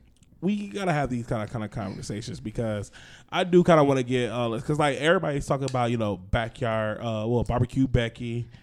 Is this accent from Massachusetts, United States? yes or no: yes; Boston, Massachusetts, United States; Because, like, I'm from Boston. That's why we say you guys.